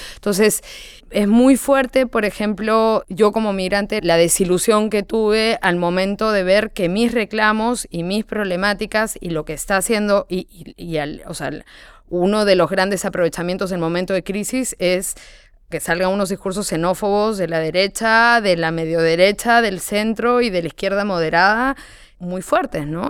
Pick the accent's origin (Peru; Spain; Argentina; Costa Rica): Peru; moved away; siendo peruana